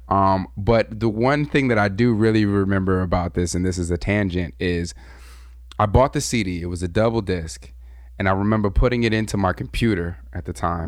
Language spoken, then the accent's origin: English; Southern California, United States; I'm from Southern Cali, and Southern Cali we have gangs, and we also had a lot of racial division where I came from.